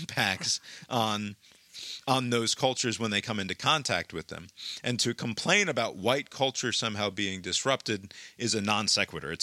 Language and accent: English; United States; I'm an American